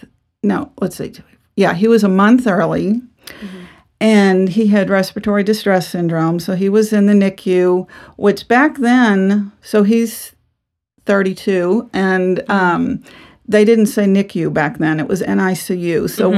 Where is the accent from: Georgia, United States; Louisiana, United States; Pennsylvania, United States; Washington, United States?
Louisiana, United States; New Orleans; also born or lived in Texas; I'm from New Orleans. We were from Louisiana. We ended up moving to Texas right after we married.